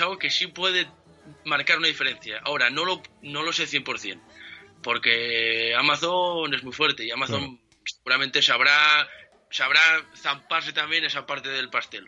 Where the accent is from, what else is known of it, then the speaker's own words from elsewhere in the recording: Oviedo, Asturias, Spain; also born or lived in Cangas del Narcea / Tineo; Nací en Oviedo, pero soy medio Cajas Arcea, medio Talamundi, soy de Asturias.